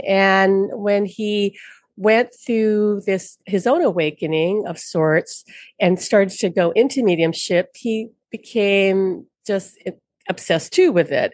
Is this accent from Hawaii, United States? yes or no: yes; Honolulu, Hawaii, United States; from Honolulu, born and raised in Hawaii on Oahu.